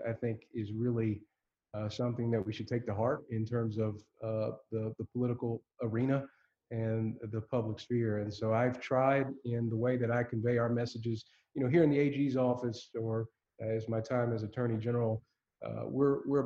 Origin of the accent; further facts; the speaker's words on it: Elizabethtown, Kentucky, United States; I grew up in Elizabethtown, E-Town for short, Hardin County, you know, small community.